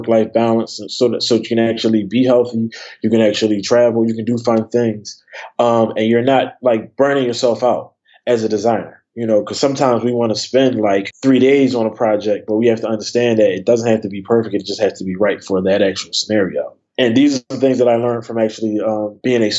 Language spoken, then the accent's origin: English; Philadelphia, Pennsylvania, United States; I grew up in Philly